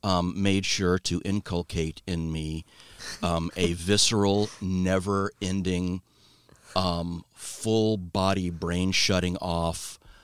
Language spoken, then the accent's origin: English; Rumbai, Riau, Indonesia; born there; So I was born overseas. I was born in Southeast Asia. And we lived in this little village called Rumbai on the island of Sumatra in Indonesia.